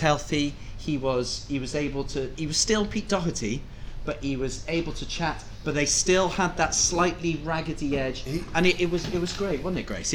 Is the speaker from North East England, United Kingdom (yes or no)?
no; Cardiff, Wales, United Kingdom; moved away as an adult; also born or lived in Liverpool; as a Welshman, I grew up in Cardiff, mm. uh, and I left when I was 19 to go to university in Liverpool